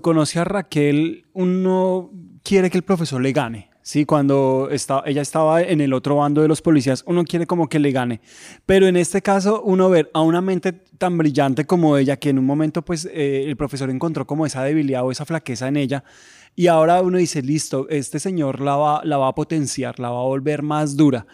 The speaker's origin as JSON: {"language": "Spanish", "country": "Colombia", "said": "en mi país"}